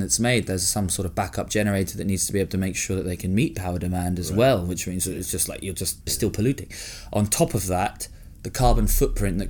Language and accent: English; Hong Kong; moved away; I grew up in Hong Kong, which was cool, massively, again, privileged.